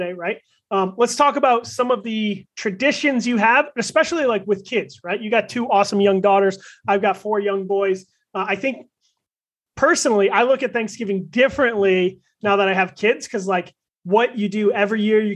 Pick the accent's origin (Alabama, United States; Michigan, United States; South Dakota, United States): Michigan, United States; I grew up in Michigan, so I grew up a Lions fan.